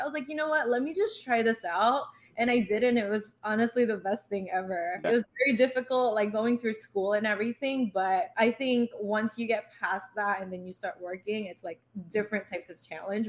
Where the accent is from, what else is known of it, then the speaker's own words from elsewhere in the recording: New York, United States; moved away as an adult; also born or lived in Philippines; now in California, United States; I grew up in New York.